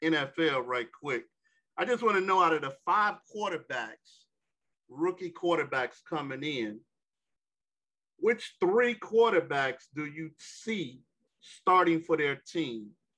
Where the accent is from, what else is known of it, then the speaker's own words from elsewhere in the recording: Chicago, Illinois, United States; You know I'm from Chicago, player.